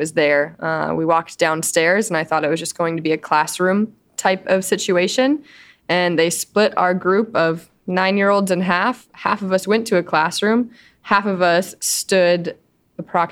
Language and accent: English; Montana, United States; I grew up in Montana